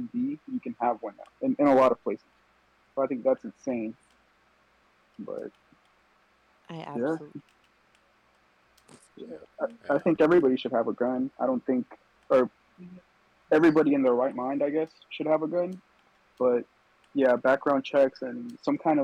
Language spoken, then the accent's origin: English; Texas, United States; now in California, United States; I'm from Texas too